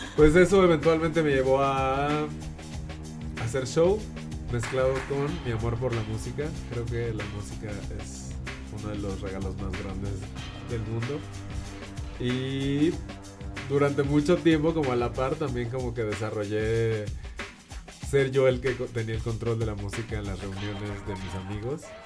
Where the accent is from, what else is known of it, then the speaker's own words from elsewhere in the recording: Mexico City, Mexico; Soy de aquí de la Ciudad de México, nací aquí y vivo aquí la mayor parte de mi vida